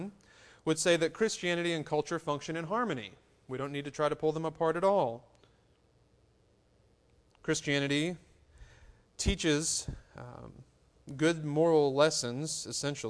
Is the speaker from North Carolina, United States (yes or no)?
yes; North Carolina, United States